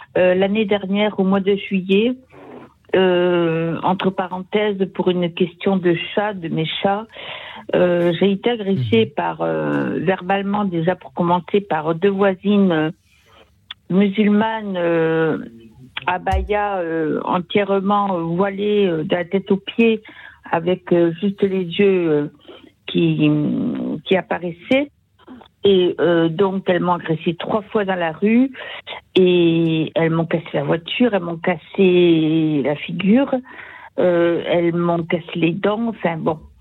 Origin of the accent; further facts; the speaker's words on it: Sarthe, Pays de la Loire, France; now in Toulouse, France; je retourne dans mon village natal, dans la Sarthe.